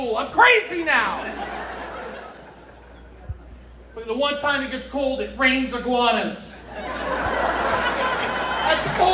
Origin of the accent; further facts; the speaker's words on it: Florida, United States; moved away; also born or lived in Orlando, Florida / Boca Raton, Florida / Deerfield Beach, Florida / Pompano Beach, Florida; I lived in Florida. I was born in Orlando. I went to Boca, Deerfield, Pompano. Thank God I got out. And in Tallahassee, and you know, then I moved to New York, and then